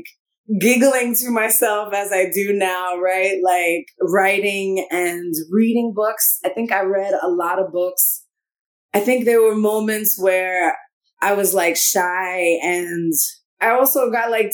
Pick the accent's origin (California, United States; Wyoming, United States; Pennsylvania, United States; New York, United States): New York, United States; New York City; I grew up in the Bronx, the North Bronx